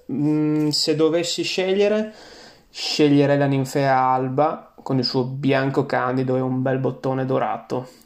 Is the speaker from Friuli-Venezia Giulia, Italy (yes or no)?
yes; Friuli-Venezia Giulia, Italy; now in England, United Kingdom; mi riporta a casa, mi riporta ai boschi eh, della mia terra, il Friuli, eh, mi ricordo le passeggiate eh, appunto in questi boschi protetti